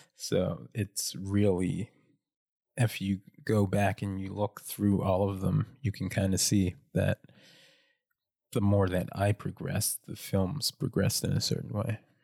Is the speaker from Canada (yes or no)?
yes; North Preston, Nova Scotia, Canada; I grew up in North Preston, um, which is the largest black community in Canada